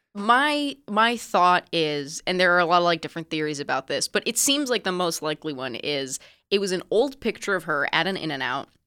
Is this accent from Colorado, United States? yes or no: no; Palo Alto, California, United States; I am from Palo Alto, California.